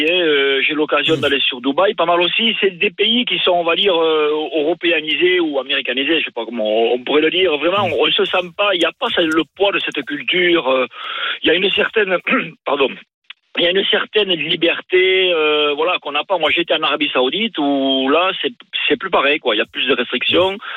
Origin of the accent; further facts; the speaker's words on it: Lourdes, Occitania, France; suis du sud-ouest.